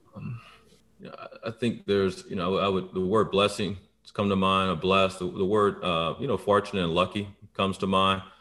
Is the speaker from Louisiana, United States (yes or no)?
yes; Baton Rouge, Louisiana, United States; moved away; also born or lived in Atlanta, Georgia; grew up in Baton Rouge, predominantly black side of town